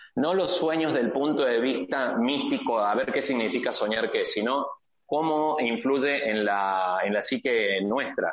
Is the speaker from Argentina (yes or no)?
yes; Argentina; moved away as an adult; now in Tijuana, Mexico; yo como argentino